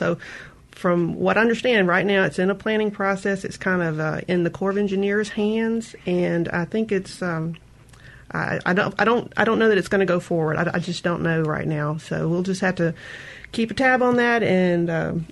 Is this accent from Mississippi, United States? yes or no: yes; George County, Mississippi, United States; I grew up around there in George County